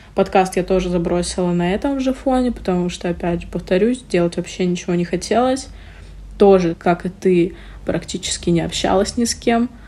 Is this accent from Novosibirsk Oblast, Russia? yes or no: no; Murmansk, Murmansk Oblast, Russia; мы все из Мурманска